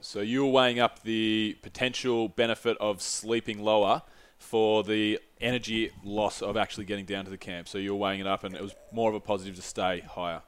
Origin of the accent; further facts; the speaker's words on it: Australia; no soy Gringo, soy Australiano, which is, no, I'm not a Gringo, I'm, a, I'm an Aussie